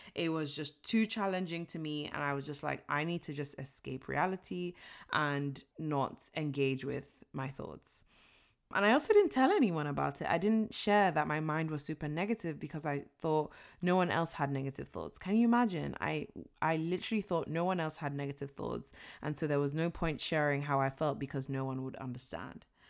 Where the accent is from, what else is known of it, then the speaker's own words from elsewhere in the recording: Nigeria; I was born and raised in Nigeria